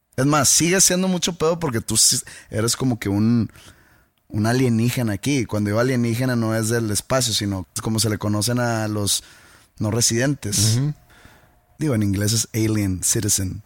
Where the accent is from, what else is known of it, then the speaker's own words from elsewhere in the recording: Mexico; uno como mexicano